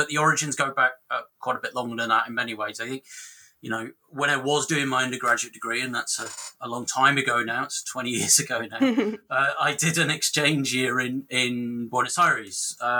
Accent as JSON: {"language": "English", "town": "Rotherham", "region": "Yorkshire and the Humber", "country": "United Kingdom", "said": "I'm from the UK, as you can probably tell. And I'm from Rotherham, which is kind of sort of Rust Belt post-industrial town in the north of England."}